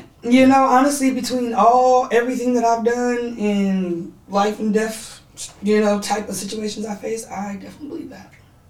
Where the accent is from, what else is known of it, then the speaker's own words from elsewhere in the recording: San Francisco, California, United States; I'm from San Francisco.